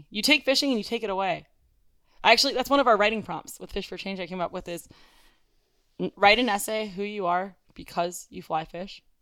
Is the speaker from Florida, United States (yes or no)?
yes; Coral Springs, Florida, United States; Coral Springs. We're from mm-hmm. Coral Springs, Florida.